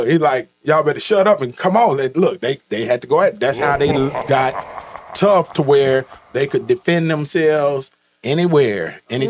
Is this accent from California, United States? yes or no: yes; Oakland, California, United States; I'm from Oakland too.